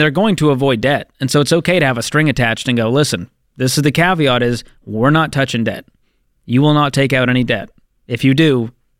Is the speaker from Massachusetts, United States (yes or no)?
yes; Boston, Massachusetts, United States; Boston, Massachusetts. Let's go.